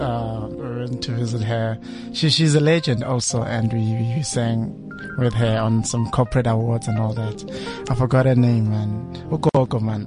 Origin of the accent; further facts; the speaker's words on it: Soweto, Gauteng, South Africa; we're from Soweto